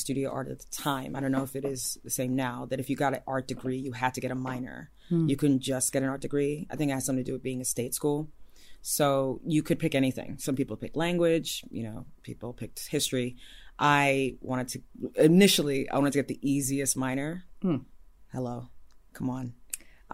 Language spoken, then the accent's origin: English; Ife, Osun, Nigeria; moved away; I was born in Ife, Nigeria.